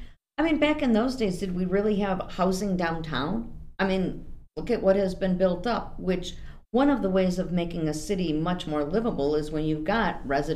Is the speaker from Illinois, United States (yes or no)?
yes; Hoffman Estates, Illinois, United States; also born or lived in Chicago, Illinois; now in Aurora, United States; I was born in Chicago, okay. The Company of Mary Hospital. I was raised in Hoffman Estates. Huh? Moved to Aurora back in 1983.